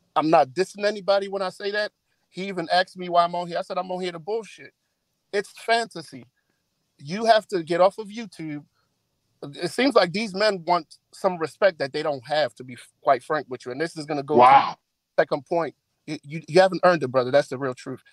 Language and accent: English; Nigeria; now in United States; I'm not a first generation, second generation. I was born and raised in Nigeria.